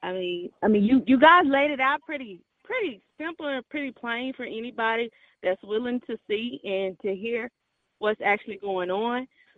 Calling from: Houston, Texas, United States; I'm calling from Houston.

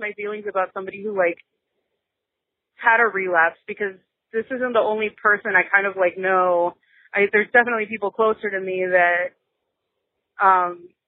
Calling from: South Florida, United States; I'm calling you from South Florida

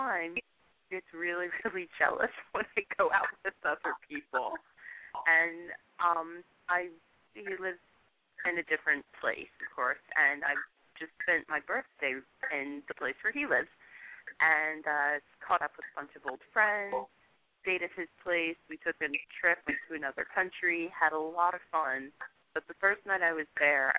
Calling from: Virginia, United States; I'm calling from Virginia.

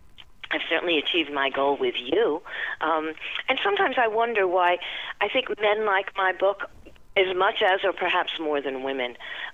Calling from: Long Island, New York, United States; I'm calling from Long Island, New York

